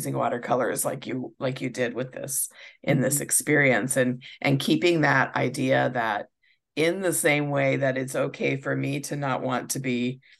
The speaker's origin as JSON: {"language": "English", "region": "Nebraska", "country": "United States", "said": "we're from Nebraska, and the football team's the Cornhuskers."}